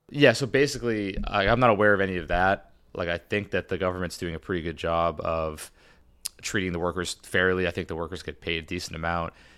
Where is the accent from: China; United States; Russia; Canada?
United States; as an American in Saudi Arabia